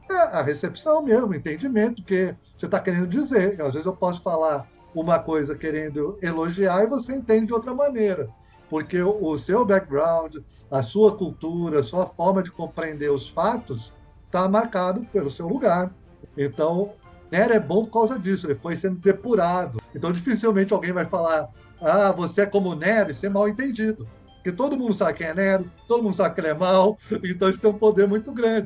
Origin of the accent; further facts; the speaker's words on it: Brazil